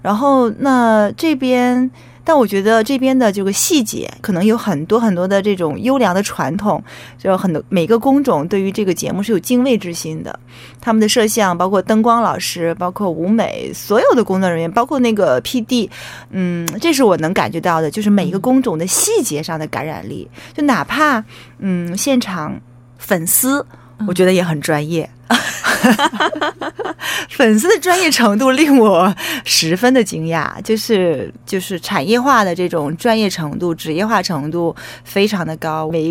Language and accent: Chinese; Weihai, Shandong, China; 它那个海域应该是会，如果厉害的话，能够游到我的故乡威海。